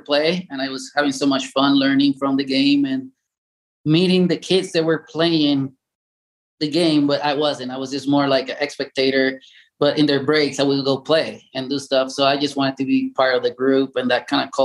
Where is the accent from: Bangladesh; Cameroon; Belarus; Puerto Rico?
Puerto Rico; English is a second language; moved away as an adult; I was born and raised in Puerto Rico, 1975